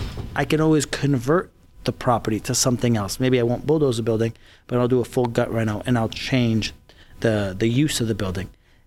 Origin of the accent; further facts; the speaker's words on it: Paterson, New Jersey, United States; moved away; also born or lived in Syria; And then when I was three, my mom, myself, and my sister came to New Jersey. And I grew up in this area, Prospect Park, Paterson, New Jersey, which is like a Middle Eastern ghetto. And that's where my childhood was.